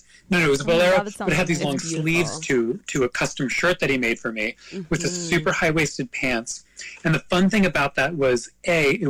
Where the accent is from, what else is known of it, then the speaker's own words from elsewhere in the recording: Long Island, New York, United States; also born or lived in Dallas, Texas / Queens; I was born in Dallas, Texas, and I grew up on Long Island.